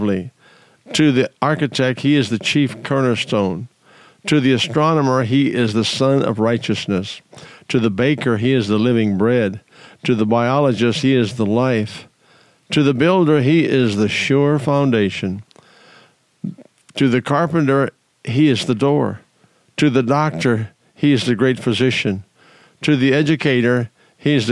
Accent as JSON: {"language": "English", "region": "South Dakota", "country": "United States", "tie": "born or raised there", "also_born_or_lived": "Colorado", "moved": "as an adult", "said": "I was born and raised in South Dakota and moved to Colorado in my early marriage time"}